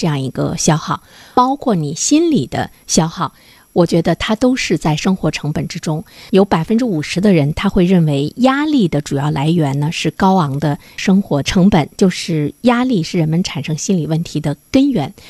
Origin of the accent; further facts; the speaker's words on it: Dalian, Liaoning, China; 对于我们大连人来说，我们的心理焦虑的程度，在全国来说是不是排在前列？